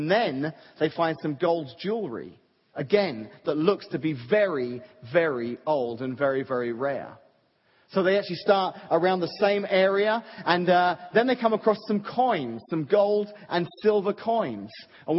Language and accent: English; Suffolk, East of England, United Kingdom; moved away; It's actually not far from where I grew up, in Suffolk, England.